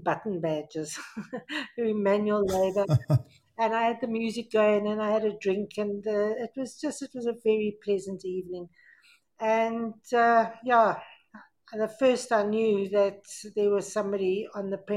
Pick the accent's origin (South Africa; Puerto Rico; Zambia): South Africa; growing up in South Africa was fantastic